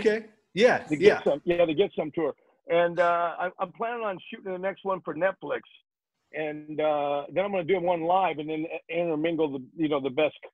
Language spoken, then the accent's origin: English; Phoenix, Arizona, United States; Phoenix, Arizona, my hometown